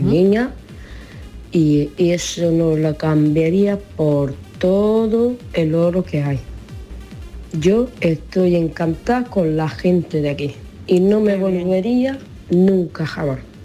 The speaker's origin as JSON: {"language": "Spanish", "country": "Romania", "moved": "as an adult", "lives_now": "Spain", "said": "Yo soy de Rumanía y mi sueño con 13, 14 años era llegar a España, que me encantaba. Y con 18 años lo logré."}